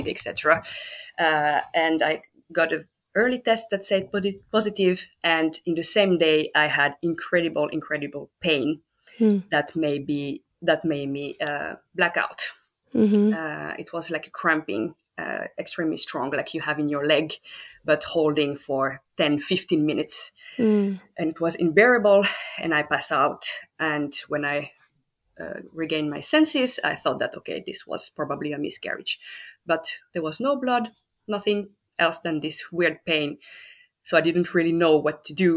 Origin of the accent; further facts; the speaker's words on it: France; English is a second language; moved away as an adult; now in Finland; I'm from France. I have been living in Finland for 12 years now